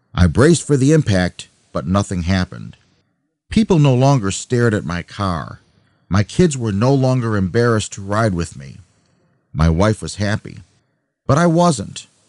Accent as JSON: {"language": "English", "town": "Buffalo", "region": "New York", "country": "United States", "tie": "born or raised there", "also_born_or_lived": "Albany, New York", "said": "My hometown, Buffalo, New York, is very flat"}